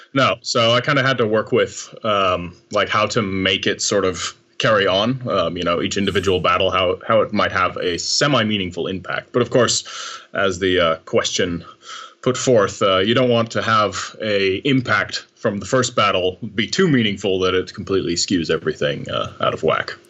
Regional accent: United States; now in Amsterdam, Netherlands; I'm a, uh, writer based in uh, Amsterdam for the most part. I'm actually American

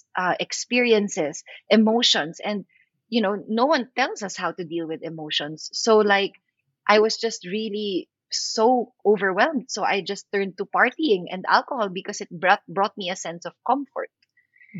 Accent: Philippines; I'm an actor from the Philippines.

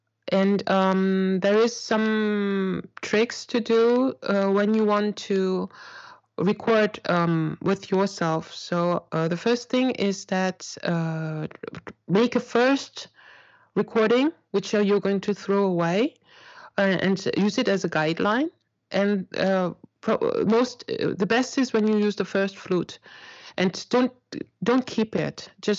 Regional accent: South Korea; also born or lived in Germany; I'm an Asian, so I have an Asian face, and I grew up in Korea. But I also grew up in Germany when I was little.

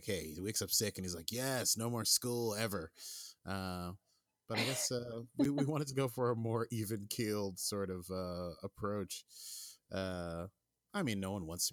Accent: New York City, New York, United States; I grew up here. I was born and raised in Brooklyn

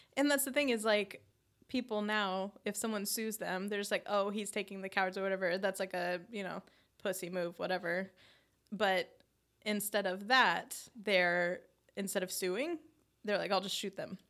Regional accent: Arizona, United States; growing up in Arizona

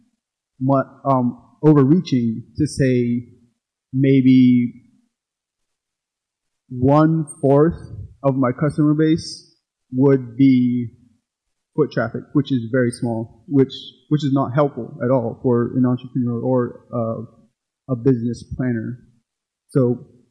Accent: Arizona, United States; moved away as an adult; also born or lived in Phoenix; now in Oklahoma City, United States; I'm from Arizona, and I grew up, born and raised on the Navajo Reservation

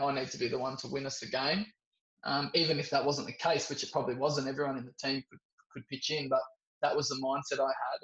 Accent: Sydney, New South Wales, Australia; growing up in Sydney in a big cricket uh, community

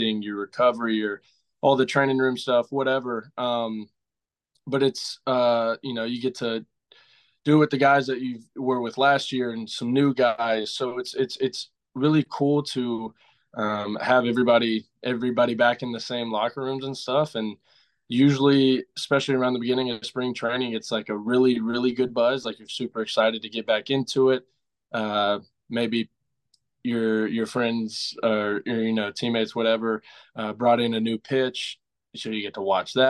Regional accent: about 30 minutes from Beaumont, Texas, United States; It was in Beaumont, Texas, about 30 minutes out of my hometown

